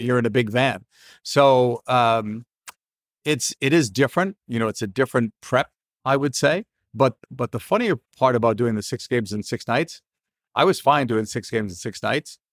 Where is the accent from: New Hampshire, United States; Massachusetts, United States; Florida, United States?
Massachusetts, United States; Boston; I grew up in Boston